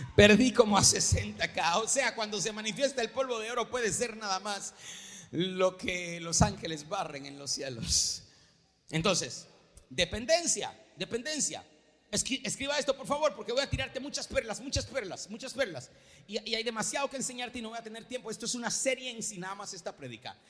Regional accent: Venezuela; yo nací en Venezuela

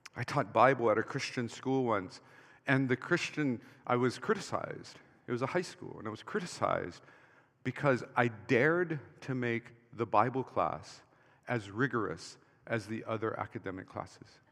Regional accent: Hawaii, United States; when I grew up in Hawaii

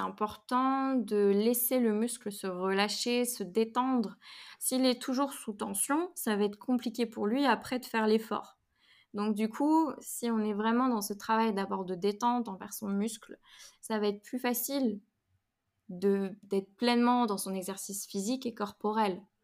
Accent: Rennes, Brittany, France; moved away as an adult; now in Paris, France; j'étais à Rennes, je suis rennaise

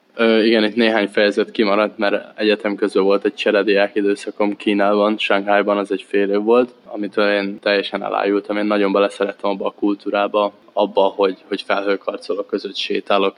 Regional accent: Érd, Pest, Hungary; moved away as an adult; now in Denmark; Érden, ahol én felnőttem

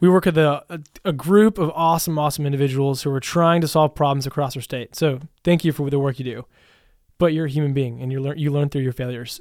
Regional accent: Louisville, Kentucky, United States; I'm from Louisville, so I know, I know that area pretty

